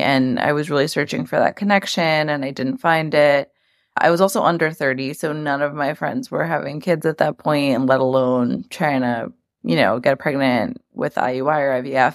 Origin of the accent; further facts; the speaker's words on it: New York City, New York, United States; also born or lived in Long Island, New York; I'm from New York, born and raised in Queens. Now I live on the South Shore of Long Island.